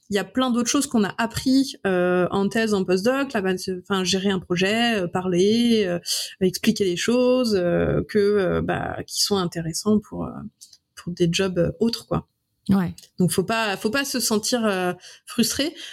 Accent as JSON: {"language": "French", "region": "Brittany", "country": "France", "also_born_or_lived": "Lyon", "moved": "as an adult", "said": "moi, je suis bretonne."}